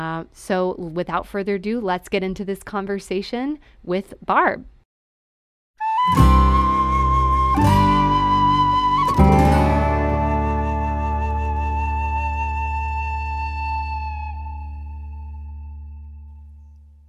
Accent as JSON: {"language": "English", "region": "Texas", "country": "United States", "said": "I'm from Texas too"}